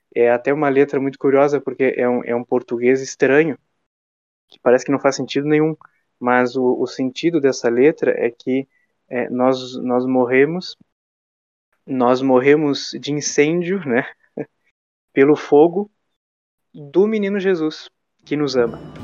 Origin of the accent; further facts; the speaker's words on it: Jaguarão, Rio Grande do Sul, Brazil; eu moro numa cidade, por exemplo, que se chama Jaguarão, é minha cidade natal